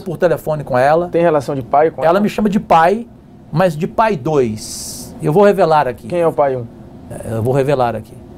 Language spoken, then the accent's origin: Portuguese; Cajuru, São Paulo, Brazil; a cidade de Cajuru, onde eu nasci, no interior de São Paulo